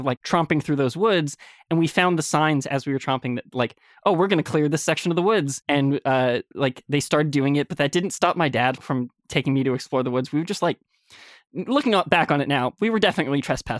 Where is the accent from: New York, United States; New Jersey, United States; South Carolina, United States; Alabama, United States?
New York, United States; I grew up in Westchester, New York, and my house was sort of on a cul-de-sac pretty far into the woods.